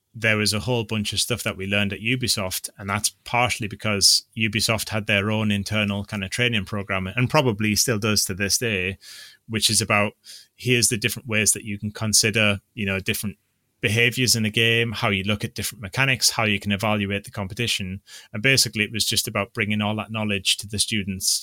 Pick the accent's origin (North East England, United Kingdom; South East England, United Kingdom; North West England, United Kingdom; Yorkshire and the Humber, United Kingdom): North East England, United Kingdom; I'm from the Northeast